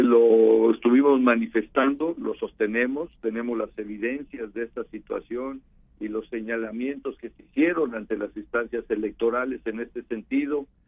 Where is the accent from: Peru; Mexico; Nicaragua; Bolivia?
Mexico; todos somos mexicanos